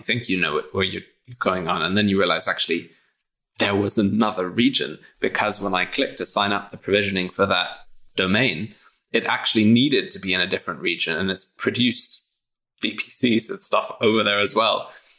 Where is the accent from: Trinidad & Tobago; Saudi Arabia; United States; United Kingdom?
United Kingdom; England; Absolutely. I mean, I am also British, but yes.